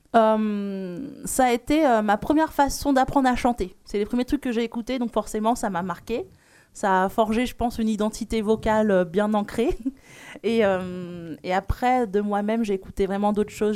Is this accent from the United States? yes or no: no; Réunion; je suis réunionnaise